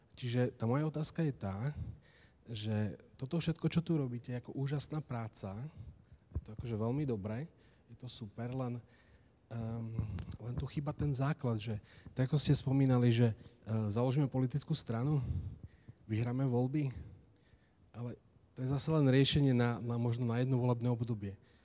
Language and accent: Slovak; Slovakia; moved away as an adult; now in Ireland; ja sa už na Slovensku nevrátim